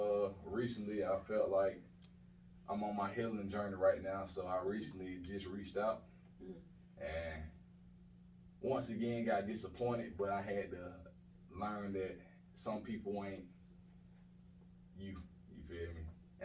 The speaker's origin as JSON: {"language": "English", "town": "Atlanta", "region": "Georgia", "country": "United States", "tie": "born or raised there", "said": "I'm from the south side of Atlanta. Nice. Washington Road to be exact. But I was born on Cleveland Avenue at South Fulton Hospital."}